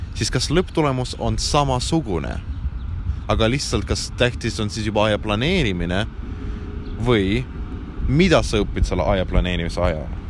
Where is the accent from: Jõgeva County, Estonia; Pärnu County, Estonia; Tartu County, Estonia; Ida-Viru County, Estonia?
Ida-Viru County, Estonia; Estonian is a second language; moved away as an adult; kui mina olin Ida-Virumaal